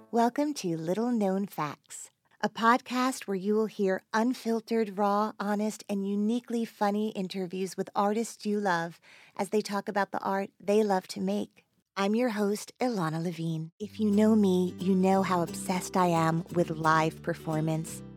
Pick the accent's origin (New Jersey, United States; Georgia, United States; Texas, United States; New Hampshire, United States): New Jersey, United States; I was born in New Jersey.